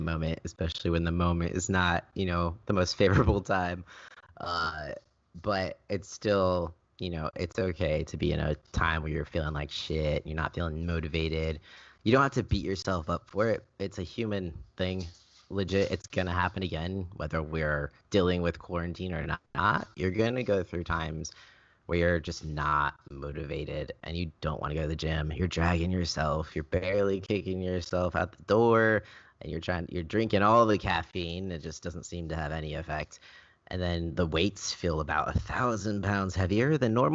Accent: California, United States; I am from California

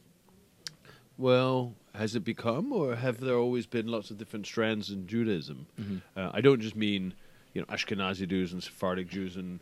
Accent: Denmark; now in London, United Kingdom; originally from Denmark. Well, I say that, and it is true in the sense that I was born here

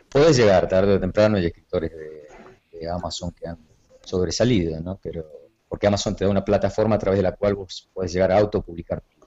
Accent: Jaime Prat, Mendoza, Argentina; moved away as an adult; also born or lived in Córdoba, Argentina / Paraná, Entre Ríos, Argentina / Aruba; now in Miami, United States; escrito desde chiquito, desde adolescente, allá en mi pueblito rural de Jaime Prat, en, en el sur de Mendoza

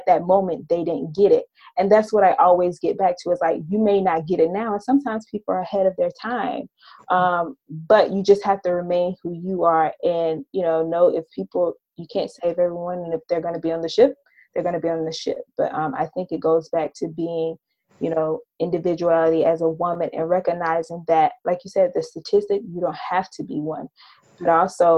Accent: Ocala, Georgia, United States; now in New York, United States; I'm living in New York now, but I grew up in Ocala, Georgia, which is a very small town, about 3,000 people, 2 traffic lights.

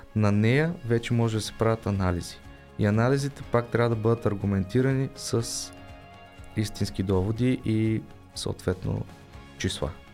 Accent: Bulgaria; аз не съм българин

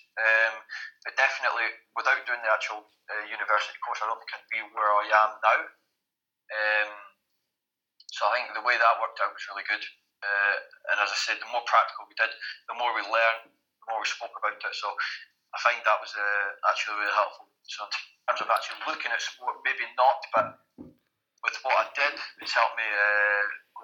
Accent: Selkirk, Scotland, United Kingdom; accent: Scottish; moved away as an adult; also born or lived in Edinburgh, Scotland / New York, United States / France; now in Belgium; I was brought up in the Borders, started my rugby there, and then moved to Edinburgh to study

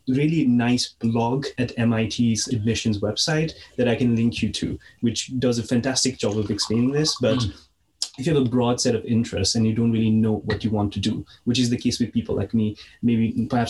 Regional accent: Nepal; moved away; I'm originally from Nepal Valley, 200 kilometers west of the capital

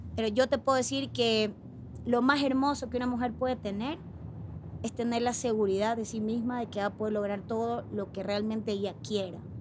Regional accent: Guayaquil, Guayas, Ecuador; Yo soy de Guayaquil y estoy acostumbrada al calor

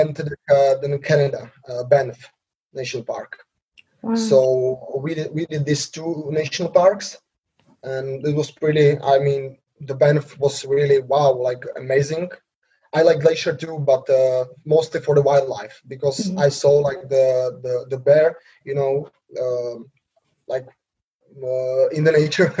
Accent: Slovakia; English is a second language; I'm 26 years old now. I'm from Slovakia

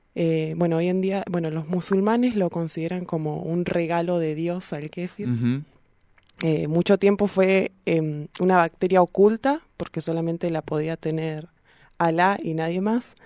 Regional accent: Bahía Blanca, Buenos Aires Province, Argentina; now in Neuquén, Argentina; yo soy de Bahía Blanca

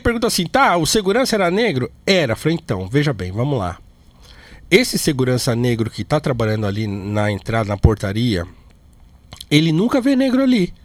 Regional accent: Brazil; nós somos brasileiro, pobre

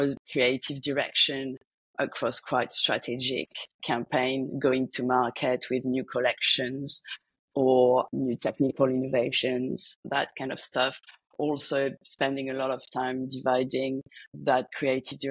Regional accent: France; moved away as an adult; also born or lived in London / Sydney, Australia / Paris; I grew up in France, finished my master's in Paris

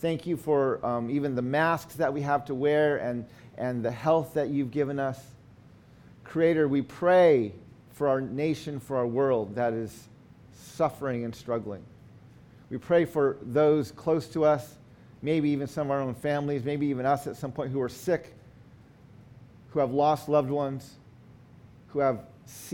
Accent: United States; In our Navajo culture, when we introduce ourselves, we always give our four clans.

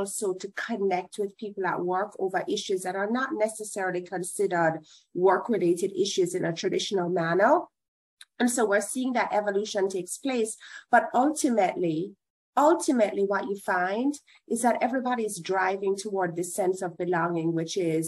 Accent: Jamaica; moved away as an adult; now in United States; I'm Jamaican.

